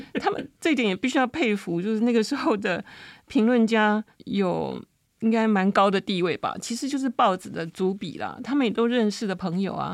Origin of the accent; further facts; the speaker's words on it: Taiwan; 这个东西其实是我们台湾人的本质里面很重要的一块